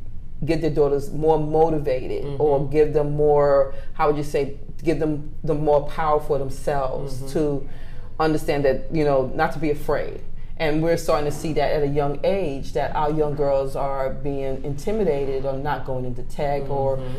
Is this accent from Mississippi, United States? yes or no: no; New York, United States; now in Atlanta, United States; I'm just originally from New York, traveled on a plane.